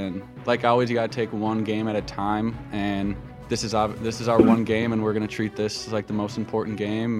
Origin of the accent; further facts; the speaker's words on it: Minnesota, United States; moved away as an adult; now in Nebraska, United States; I'm from the Midwest. I'm from Minnesota